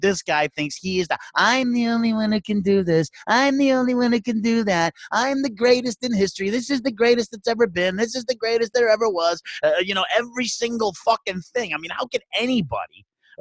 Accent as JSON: {"language": "English", "town": "Chicago", "region": "Illinois", "country": "United States", "tie": "born or raised there", "said": "I was born in Chicago, raised in the suburbs, and then now I live out pretty much in the boonies"}